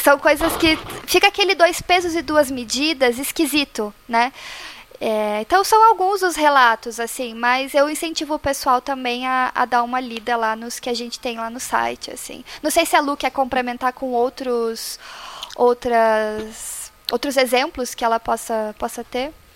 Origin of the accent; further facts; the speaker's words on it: Paraná, Brazil; also born or lived in Curitiba; eu sou do Paraná, moro em Curitiba atualmente